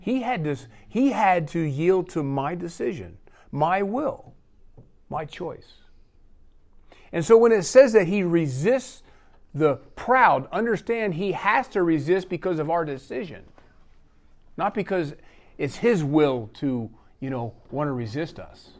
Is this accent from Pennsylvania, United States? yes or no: yes; Pennsylvania, United States; born or raised there; moved away